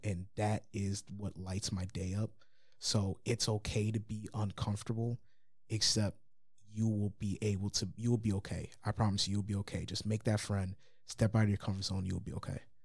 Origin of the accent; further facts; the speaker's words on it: New Lothrop, Michigan, United States; I'm from New Lothrop